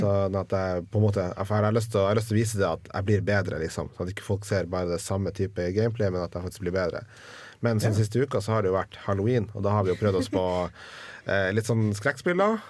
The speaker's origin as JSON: {"language": "Norwegian", "region": "Northern Norway", "country": "Norway", "said": "jeg er nordlending"}